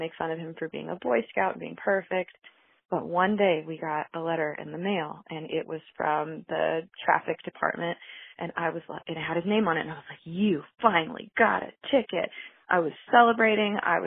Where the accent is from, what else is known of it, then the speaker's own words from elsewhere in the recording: Florida, United States; now in Denver, United States; I'm from Florida originally